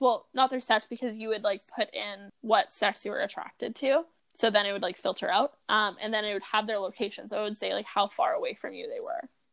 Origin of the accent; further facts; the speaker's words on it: Kamloops, British Columbia, Canada; I grew up in freaking like the hood of Kamloops